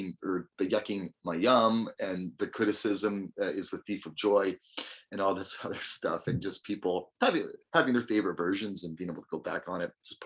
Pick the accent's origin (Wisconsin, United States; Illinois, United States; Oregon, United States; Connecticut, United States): Wisconsin, United States; I don't know, man. I'm from Wisconsin. New England is weird.